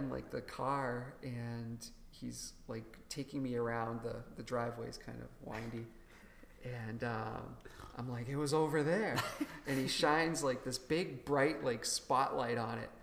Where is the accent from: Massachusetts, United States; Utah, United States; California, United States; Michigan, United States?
Massachusetts, United States; Worcester; my hometown, Worcester, Massachusetts